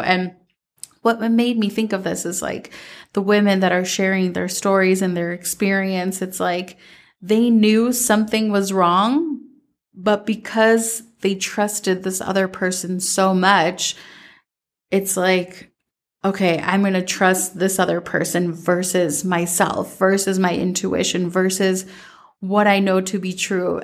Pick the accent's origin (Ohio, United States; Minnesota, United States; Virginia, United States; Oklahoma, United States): Minnesota, United States; growing up in Minnesota